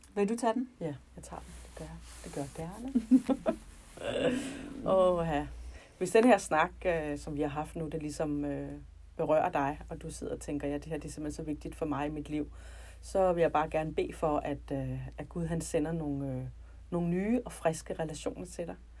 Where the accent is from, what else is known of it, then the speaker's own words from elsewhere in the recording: North Zealand, Capital Region of Denmark, Denmark; jeg kommer fra Nordsjælland, og øh, der, hvor jeg boede, der øh, var der ikke nogen kristne